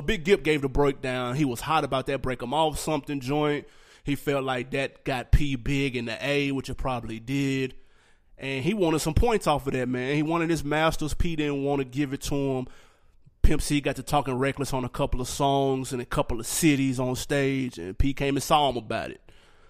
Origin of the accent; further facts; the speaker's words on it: Nashville, Tennessee, United States; we're from Tennessee, man, Cashville, stand up.